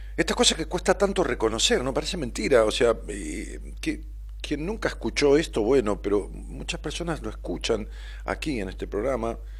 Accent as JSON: {"language": "Spanish", "town": "Ramos Mejía", "region": "Buenos Aires Province", "country": "Argentina", "tie": "born or raised there", "moved": "as an adult", "lives_now": "Buenos Aires, Argentina", "said": "Allá en Ramos Mejía, en mi pueblo. Cuando yo vivía allá en Ramos, que viví toda mi vida, hace 10 años que vivo acá en, Capital"}